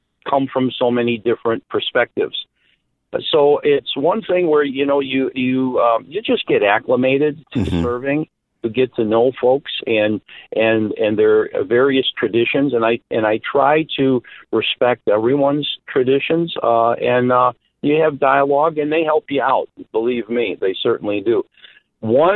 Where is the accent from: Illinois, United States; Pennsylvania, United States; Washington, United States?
Illinois, United States; Chicago; as a kid growing up in Chicago